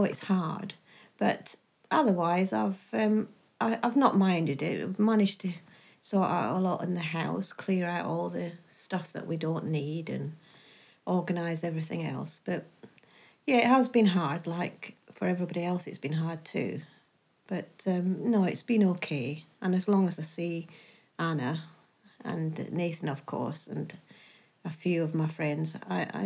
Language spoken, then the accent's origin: English; Campbeltown, Scotland, United Kingdom; now in Scunthorpe, United Kingdom; It's on the west coast of Scotland. It's a very, very quiet little town, but it's absolutely stunning there's not very much um, work up there. That's why we moved to Scunthorpe.